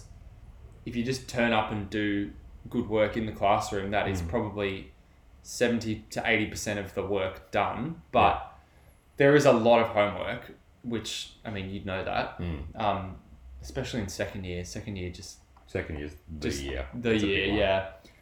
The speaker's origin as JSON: {"language": "English", "town": "Melbourne", "region": "Victoria", "country": "Australia", "said": "I'm from Melbourne"}